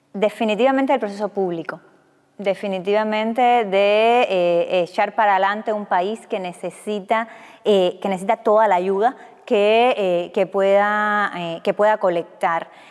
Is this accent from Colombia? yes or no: no; Cuba